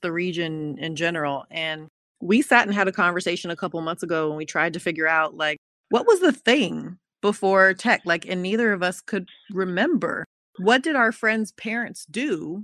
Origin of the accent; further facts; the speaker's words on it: Oakland, California, United States; I was born in the Kaiser Hospital in Oakland